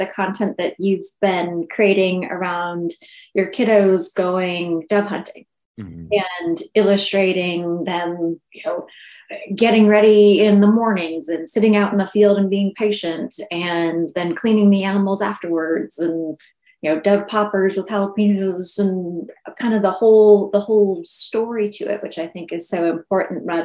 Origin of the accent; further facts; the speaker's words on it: Maine, United States; I grew up in Maine